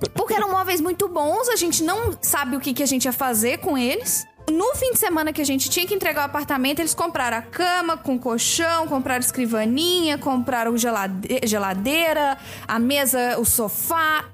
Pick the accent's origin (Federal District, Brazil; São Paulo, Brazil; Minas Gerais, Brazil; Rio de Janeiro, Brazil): Minas Gerais, Brazil; Belo Horizonte; eu nasci em Belo Horizonte. E aí eu me mudei pra Pará de Minas